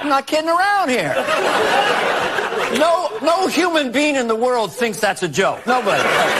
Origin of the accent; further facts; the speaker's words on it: Scranton, Pennsylvania, United States; Yeah, I went to Scranton. I grew up in Scranton, Pennsylvania.